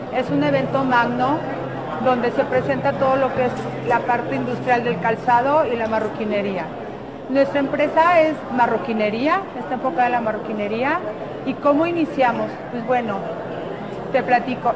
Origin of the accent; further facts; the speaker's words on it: Mexico; Como mujer mexicana